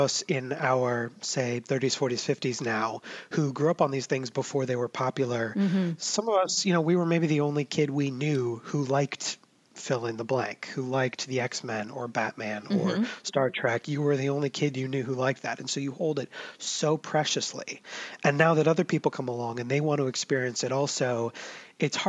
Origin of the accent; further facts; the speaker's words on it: United States; we in the States